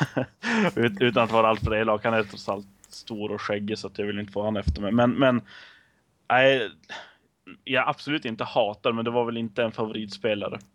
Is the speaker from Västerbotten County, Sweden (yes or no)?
yes; outside Skellefteå, Västerbotten County, Sweden; Jag är född och uppvuxen utanför Skellefteå